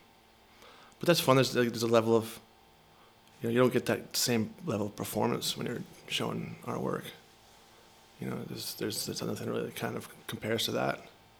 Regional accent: Rhode Island, United States; moved away; also born or lived in Seattle / Connecticut; I grew up in Rhode Island

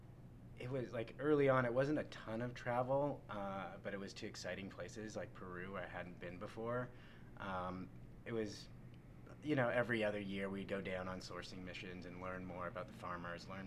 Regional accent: Canada; moved away as an adult; also born or lived in Los Angeles, United States; now in United States; I moved to the United States from Canada. I'm originally from Canada.

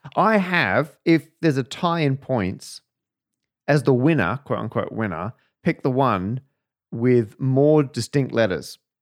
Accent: Perth, Western Australia, Australia; now in United Kingdom; the suburb where I was born in Australia

